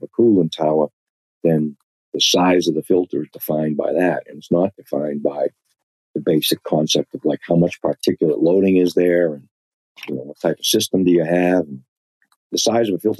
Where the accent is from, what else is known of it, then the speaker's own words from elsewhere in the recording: Boston, Massachusetts, United States; accent: Boston; my Boston accent